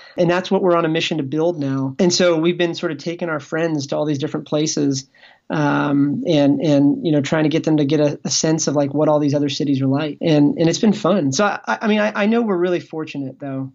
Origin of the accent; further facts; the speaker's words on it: Ashburn, Virginia, United States; moved away; all of us, we came from small towns. Like, Like, I came from Ashburn